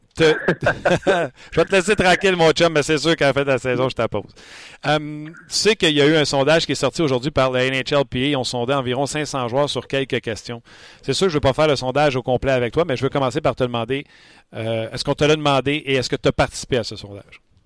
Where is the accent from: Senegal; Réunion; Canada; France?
Canada; Quebec; nos Québécois